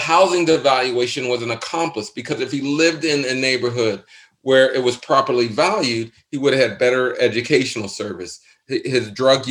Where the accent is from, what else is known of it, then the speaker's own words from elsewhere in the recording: Pittsburgh, Pennsylvania, United States; I'm from Pittsburgh.